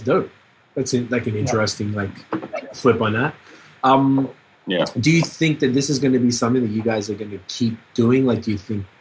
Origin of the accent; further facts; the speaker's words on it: Canada; we're from Canada